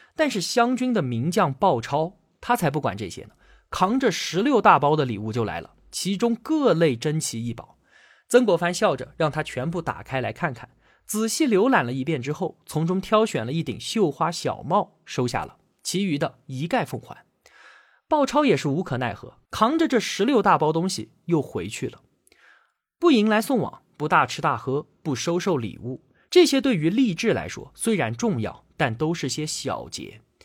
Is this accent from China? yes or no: yes; China; 我们中国人